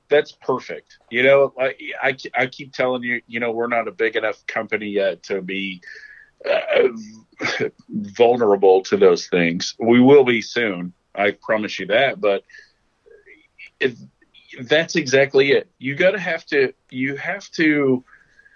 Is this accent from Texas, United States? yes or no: no; Oklahoma, United States; moved away; I'm from Oklahoma